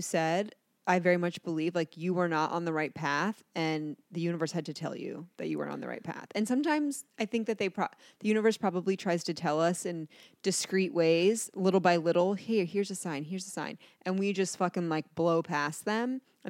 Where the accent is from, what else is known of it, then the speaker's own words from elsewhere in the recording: Atlantic City, New Jersey, United States; born there; I was born in Atlantic City.